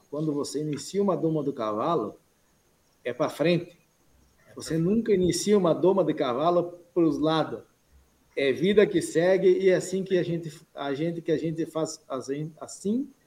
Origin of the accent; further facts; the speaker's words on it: Frederico Westphalen, Rio Grande do Sul, Brazil; now in Mato Grosso, Brazil; Eu sou gaúcho, natural de Frederico Westphalen.